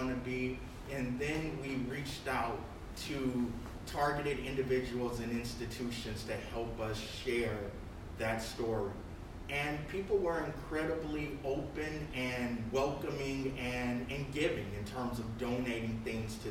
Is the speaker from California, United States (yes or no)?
yes; Los Angeles, California, United States; moved away; I'm from Los Angeles